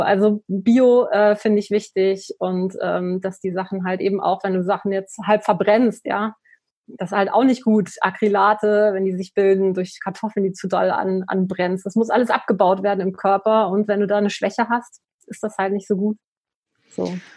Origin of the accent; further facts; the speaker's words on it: the North, Northern Germany, Germany; ich komme aus dem Norden. Ich bin mit Fisch groß geworden.